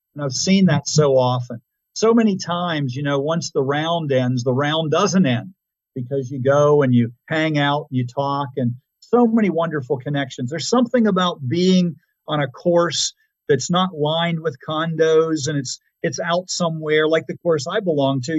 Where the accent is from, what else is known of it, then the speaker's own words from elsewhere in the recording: Pittsburgh, Pennsylvania, United States; moved away; I was really originally from Pittsburgh.